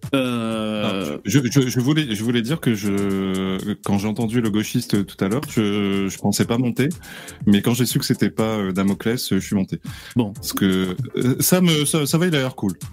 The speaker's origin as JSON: {"language": "French", "region": "Réunion", "country": "France", "said": "je suis réunionnais"}